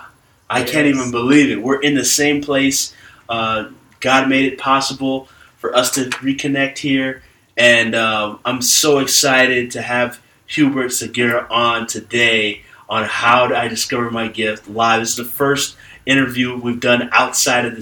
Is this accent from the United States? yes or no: no; Ghana; I'm from Ghana